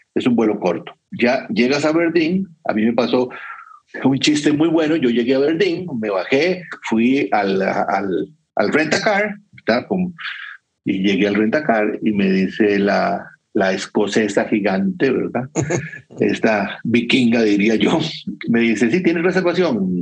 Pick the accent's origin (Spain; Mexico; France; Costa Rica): Costa Rica; yo soy de Costa Rica